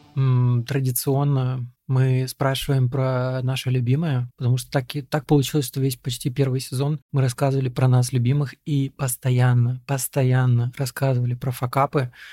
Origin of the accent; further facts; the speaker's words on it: Moldova; moved away; also born or lived in Russia; я родился в Молдове, и гражданин Молдовы, и я не знаю молдавского